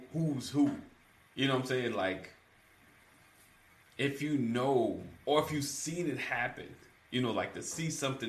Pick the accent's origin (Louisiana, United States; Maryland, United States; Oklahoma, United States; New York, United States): New York, United States; growing up in New York